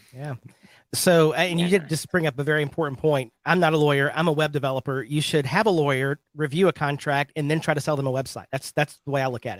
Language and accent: English; Birmingham, Alabama, United States; I'm from Birmingham, Alabama